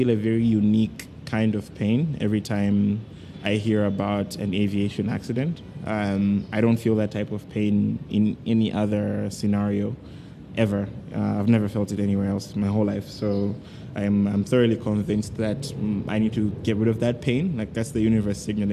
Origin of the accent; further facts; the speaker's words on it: Malawi; moved away as an adult; also born or lived in Kenya; I was born in Malawi